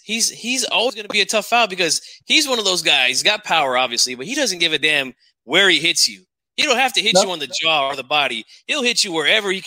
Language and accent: English; Sacramento, California, United States; my hometown too, Sacramento